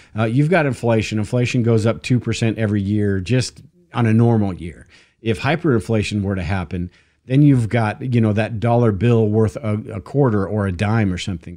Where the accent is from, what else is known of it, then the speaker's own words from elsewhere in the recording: United States; us as Americans